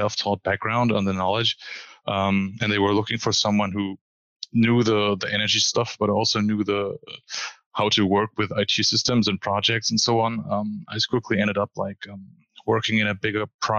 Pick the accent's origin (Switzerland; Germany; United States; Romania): Germany; I'm from Germany